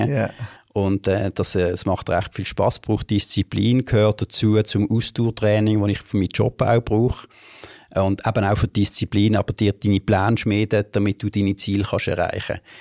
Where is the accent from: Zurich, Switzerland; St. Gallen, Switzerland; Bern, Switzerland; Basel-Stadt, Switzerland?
Basel-Stadt, Switzerland; Basel; Also ich bin mal ursprünglich in der Gundelig liegen aufgewachsen, wie, wenn ich alles im Gundelig